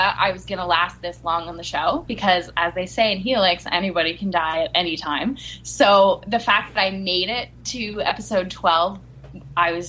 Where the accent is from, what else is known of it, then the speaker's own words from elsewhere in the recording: Montreal, Quebec, Canada; we're both from Montreal